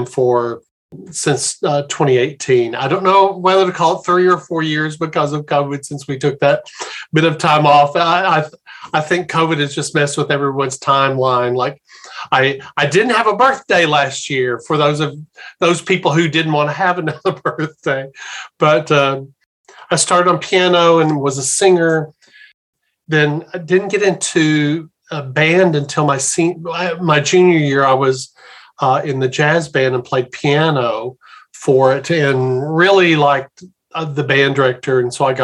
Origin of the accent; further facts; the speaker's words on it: Little Rock, Arkansas, United States; moved away as an adult; also born or lived in Memphis, Tennessee / Fredericksburg, Texas / Tidewater, Virginia / Richmond, Virginia; now in Baltimore, United States; growing up in the Little Rock, Arkansas area